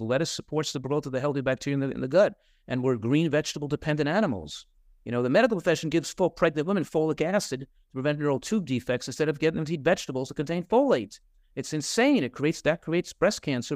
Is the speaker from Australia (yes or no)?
no; New Jersey, United States; now in California, United States; in my hometown in New Jersey